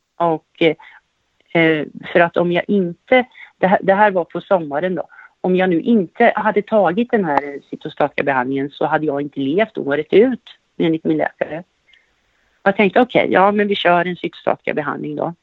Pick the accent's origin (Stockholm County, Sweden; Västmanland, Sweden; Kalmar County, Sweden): Kalmar County, Sweden; Västervik; moved away as an adult; also born or lived in Norrköping; jag är född och uppvuxen i Västervik och på senare år så flyttade jag till Norrköping och har bott i Norrköping cirka 15 år